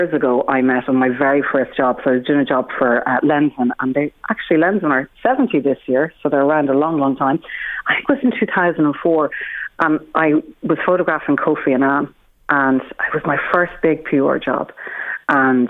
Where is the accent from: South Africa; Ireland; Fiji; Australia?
Ireland; being Irish